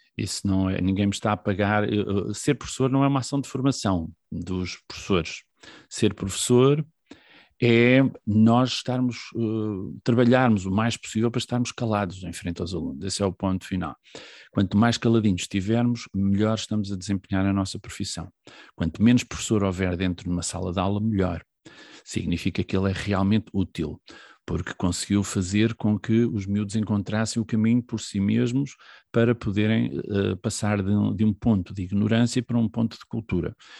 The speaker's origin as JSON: {"language": "Portuguese", "town": "Figueira da Foz", "region": "Centro", "country": "Portugal", "tie": "born or raised there", "also_born_or_lived": "Viseu", "moved": "as an adult", "lives_now": "Caldas da Rainha, Portugal", "said": "nasci em, em Viseu, uh, vivi toda a minha adolescência na Figueira da Foz"}